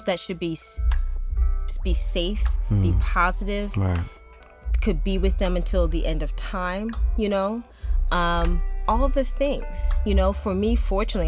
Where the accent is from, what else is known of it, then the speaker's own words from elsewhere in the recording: Chester, Pennsylvania, United States; I'm originally from Chester, Pennsylvania. My mom would never let us go to the windows of where we lived because it was a bad neighborhood